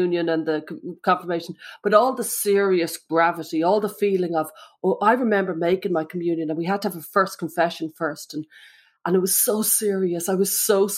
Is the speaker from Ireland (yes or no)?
yes; Ireland; I'm Irish Catholic